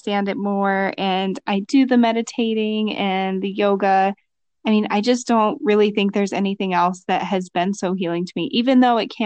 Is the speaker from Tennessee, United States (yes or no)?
no; Louisiana, United States; moved away; I'm from Louisiana, so I grew up in nature. And then when I moved to the city